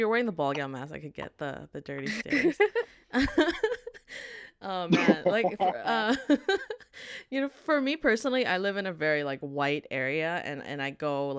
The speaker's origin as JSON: {"language": "English", "town": "Vancouver", "region": "British Columbia", "country": "Canada", "said": "we're from Vancouver, we're kind of the majority"}